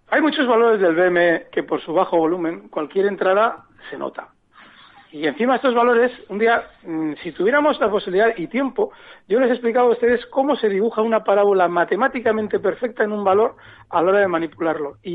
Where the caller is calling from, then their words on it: Las Palmas, Canary Islands, Spain; Hola, buenas tardes. … de Las Palmas.